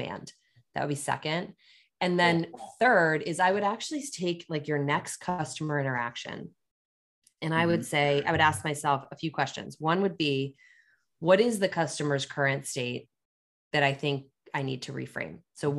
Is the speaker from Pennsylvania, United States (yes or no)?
yes; Pennsylvania, United States; also born or lived in Washington, D.C.; now in Chicago, United States; I'm a transplant. I grew up in Pennsylvania after I moved to DC for the CEB job.